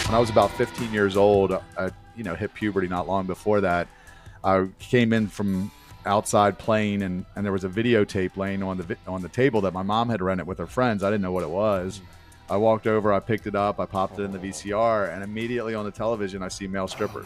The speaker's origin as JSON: {"language": "English", "town": "Baltimore", "region": "Maryland", "country": "United States", "tie": "born or raised there", "said": "I, uh, was born and raised in Baltimore, Maryland, where, where I still currently reside"}